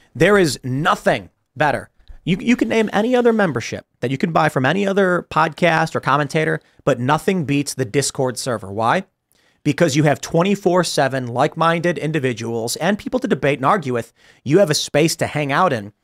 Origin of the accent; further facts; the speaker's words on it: Chicago, Illinois, United States; moved away; I'm from Chicago